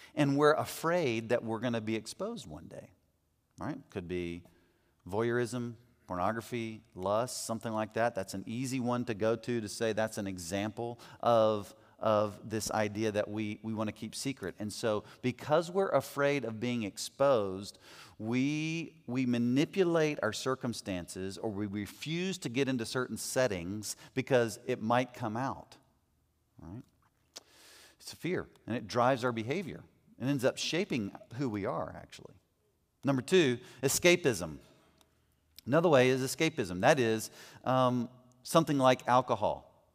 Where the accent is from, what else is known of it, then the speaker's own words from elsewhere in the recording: United States; as American men